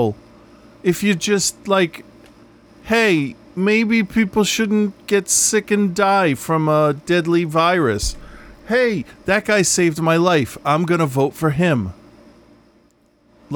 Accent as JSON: {"language": "English", "country": "United States", "said": "I am an American by accident"}